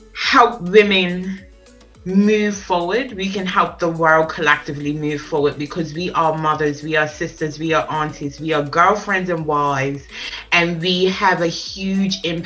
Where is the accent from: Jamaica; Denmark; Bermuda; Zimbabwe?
Bermuda; now in England; I'm originally from Bermuda